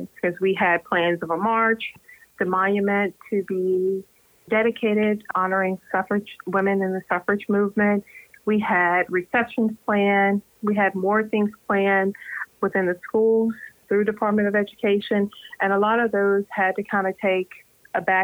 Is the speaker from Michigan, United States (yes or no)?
no; Charlotte, North Carolina, United States; moved away as an adult; I'm originally from Charlotte